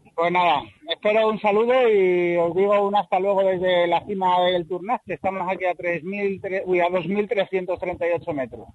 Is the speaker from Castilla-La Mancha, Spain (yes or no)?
no; Ciudad Rodrigo, Castile and León, Spain; soy de Ciudad Rodrigo